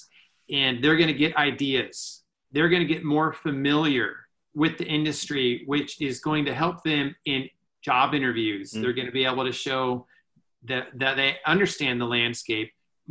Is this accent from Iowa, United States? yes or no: yes; Iowa, United States; moved away as an adult; also born or lived in Minneapolis; I grew up in Iowa and went to the University of Northern Iowa